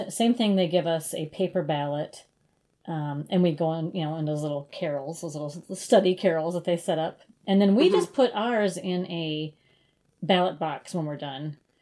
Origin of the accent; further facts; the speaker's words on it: Brookings, South Dakota, United States; also born or lived in Minneapolis, Minnesota; in Brookings, actually uh, in South Dakota um, you can have a municipal liquor store, and that's what my hometown has